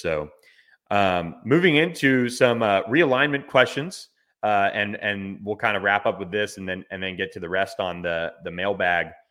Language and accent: English; Florida, United States; that's in my home state